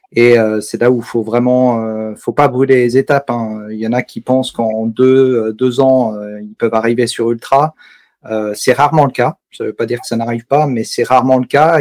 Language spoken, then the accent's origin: French; Savoie, Auvergne-Rhône-Alpes, France; also born or lived in Alsace; now in Mulhouse, France; J'habite euh, en Alsace, euh, juste à côté de Mulhouse, mais j'ai grandi en Savoie